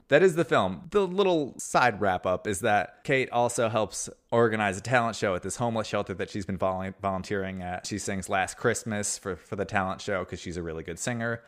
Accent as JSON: {"language": "English", "country": "United States"}